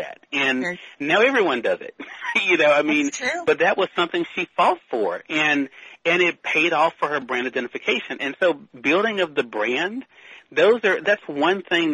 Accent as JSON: {"language": "English", "region": "Mississippi", "country": "United States", "tie": "born or raised there", "said": "my home state of Mississippi"}